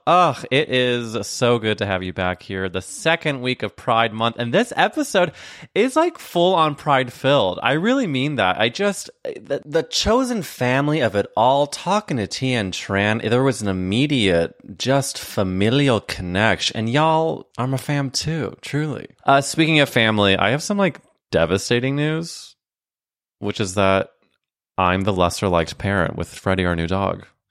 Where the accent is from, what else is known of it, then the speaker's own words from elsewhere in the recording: St. Louis, Missouri, United States; I'm from Saint Louis